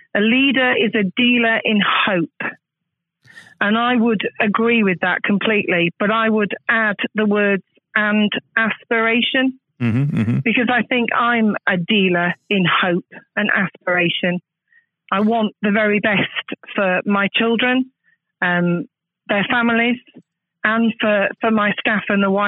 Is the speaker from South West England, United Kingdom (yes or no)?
no; Manchester, North West England, United Kingdom; now in Plymouth, United Kingdom; I'm not Plymouthian myself. I was born and bred in Manchester, but I've actually lived in Plymouth now for longer than I have lived in Manchester